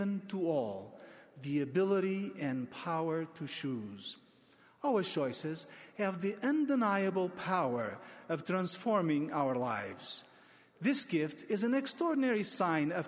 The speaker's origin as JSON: {"language": "English", "country": "Portugal", "tie": "born or raised there", "said": "my home country of Portugal"}